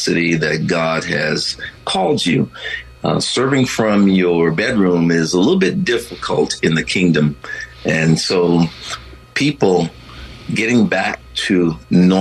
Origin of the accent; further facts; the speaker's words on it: Texas, United States; I grew up in Texas